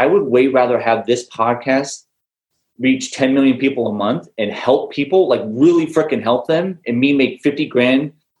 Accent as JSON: {"language": "English", "town": "Newport Beach", "region": "California", "country": "United States", "tie": "born or raised there", "said": "I grew up here in Newport Beach, California. So there's millionaires every which way you can throw a rock."}